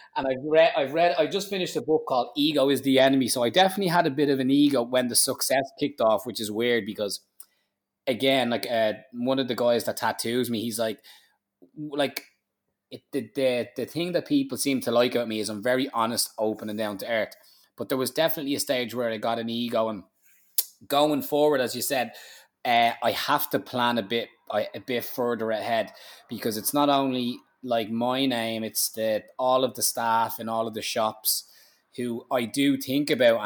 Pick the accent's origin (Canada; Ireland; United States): Ireland; being an Irish man